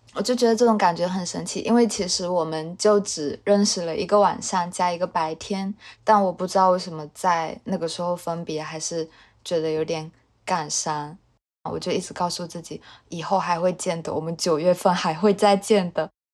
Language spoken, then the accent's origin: Chinese; Fuzhou, Fujian, China; moved away as an adult; now in Taipei, Taiwan; 我来自福建福州，我现在在台北读研